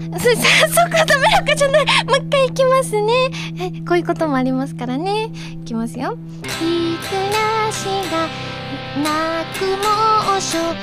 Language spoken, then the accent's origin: Japanese; Osaka, Japan; accent: Kansai-ben; now in Tokyo, Japan; 大阪出身なので